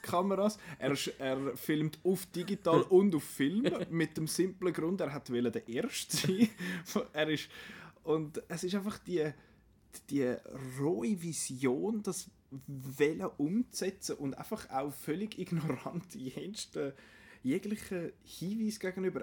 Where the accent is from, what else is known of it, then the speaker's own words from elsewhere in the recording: Switzerland; bei uns in der Schweiz